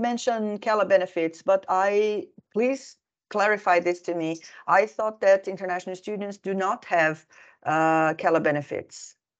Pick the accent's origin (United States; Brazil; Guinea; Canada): Brazil; now in Finland; I'm originally from Brazil